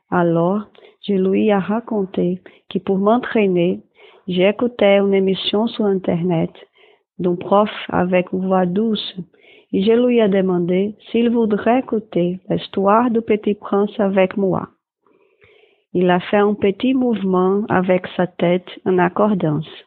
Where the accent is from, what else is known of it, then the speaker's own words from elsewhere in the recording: Brazil; French is a second language; Je suis brésilien.